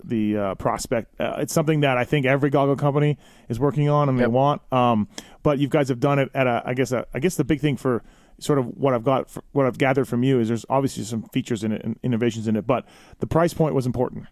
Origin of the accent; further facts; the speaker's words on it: Canada; I'm from Canada